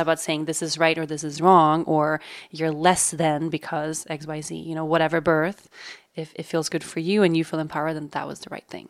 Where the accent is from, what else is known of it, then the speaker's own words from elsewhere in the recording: Sweden; moved away; in my home country of Sweden